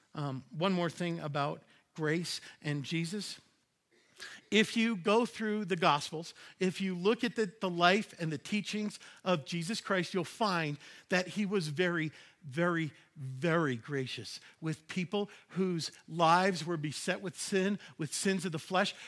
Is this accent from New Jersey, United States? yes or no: no; New York, United States; Growing up in New York